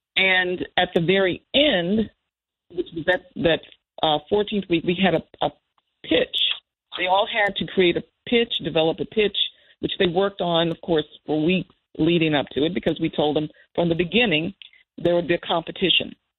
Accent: Danville, Virginia, United States; moved away; I grew up in Virginia, in a town that was a small town

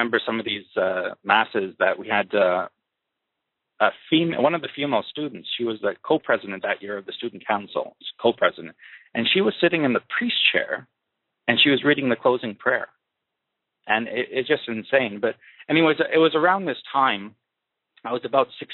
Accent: Kitchener, Ontario, Canada; I was born and raised in Kitchener, Ontario, Canada, in 1979

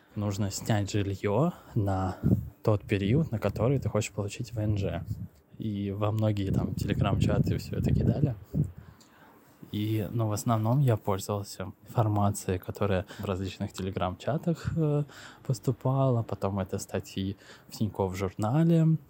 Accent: Moscow, Russia; moved away as an adult; now in Istanbul, Turkey; я из Москвы

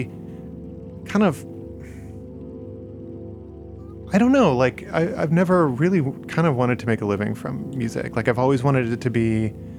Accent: Texas, United States; also born or lived in Chicago; now in Portland, United States; I was originally from Texas

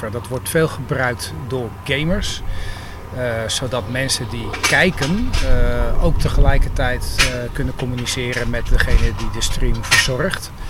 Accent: Hoorn, North Holland, Netherlands; ik kom uit Horen. En eh, in het dagelijks leven ben ik ICT'er bij de gemeente Horen.

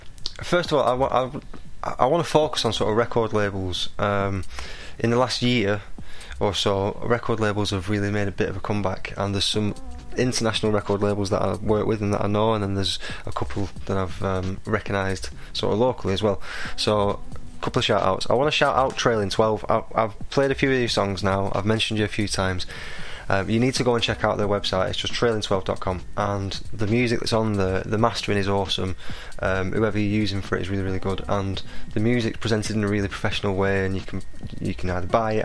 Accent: Blackburn, North West England, United Kingdom; I'm from Blackburn

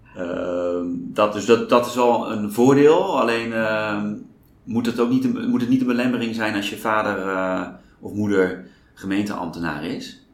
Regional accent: Apeldoorn, Gelderland, Netherlands; also born or lived in Groningen; now in Amsterdam, Netherlands; Ik ben geboren in Apeldoorn

